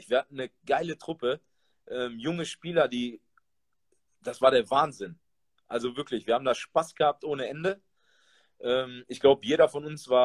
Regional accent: Duisburg, North Rhine-Westphalia, Germany; born there; bin zwar gebürtiger, ge, gebürtiger Duisburger, ne, aber äh, es war damals so, ich war mit 18 dann äh, in Duisburg gewesen

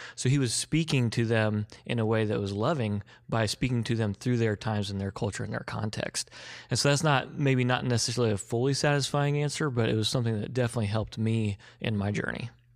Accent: Evansville, Indiana, United States; moved away as an adult; I was from Evansville, graduated from Wright's, you know, West Sider, Wright's football, the whole thing

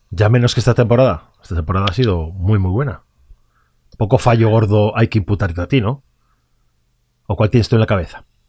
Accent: Vigo, Galicia, Spain; yo soy gallego y soy de Vigo

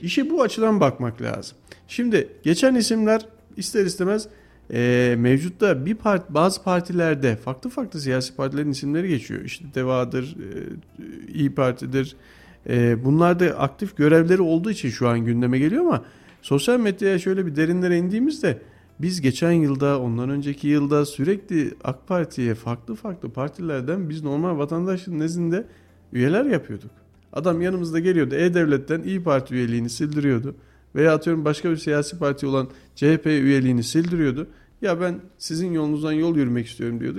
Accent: Kayseri, Kayseri Province, Turkey; Ben bu şehirde doğdum, bu şehirde büyüdüm

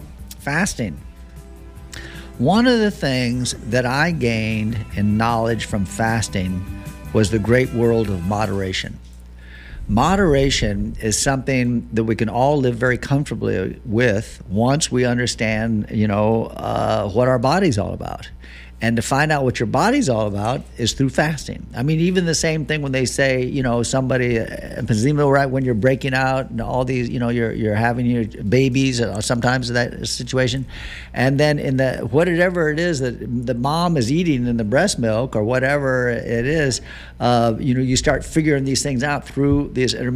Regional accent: Florida, United States; I'm from Florida.

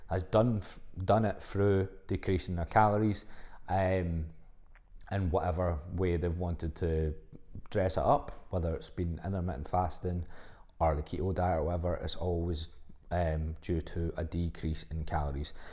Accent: Livingston, Scotland, United Kingdom; I'm from Livingston

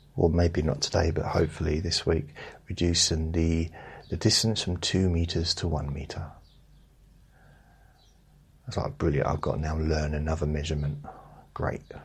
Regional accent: United Kingdom; I'm British. I have to say thank you and sorry a lot. I've been brought up to do it

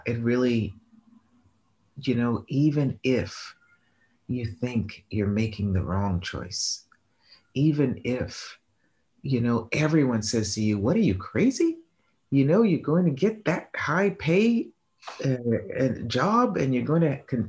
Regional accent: Boston, Massachusetts, United States; moved away; also born or lived in New York / Rome; I'm from Boston

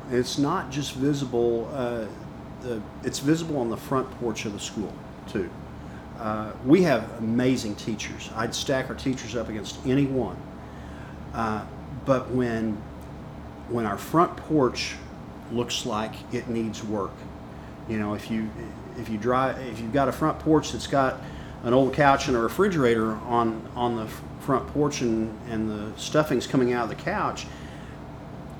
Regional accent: Stillwater, Oklahoma, United States; growing up in Stillwater, we played the Blue Jays

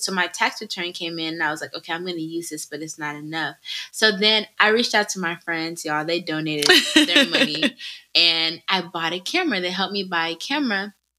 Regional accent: United States; in my childhood in America

